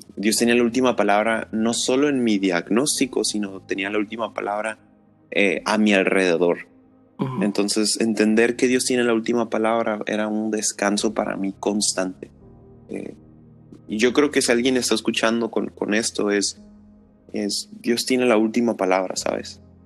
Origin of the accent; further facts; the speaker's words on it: Tijuana, Baja California, Mexico; soy de Tijuana, soy cholo de corazón